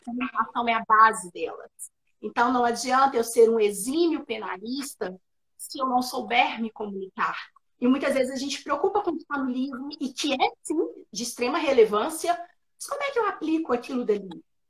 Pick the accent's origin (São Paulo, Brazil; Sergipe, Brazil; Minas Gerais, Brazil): Minas Gerais, Brazil; nós mineiros, a gente omite o S no final da palavra